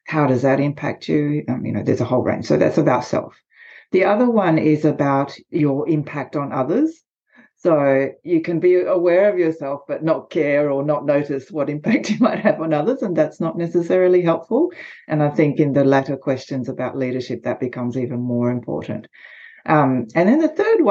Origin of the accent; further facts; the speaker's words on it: Australia; accent: Australian; I'm Japanese by background, but I am Australian, as you can probably tell from the accent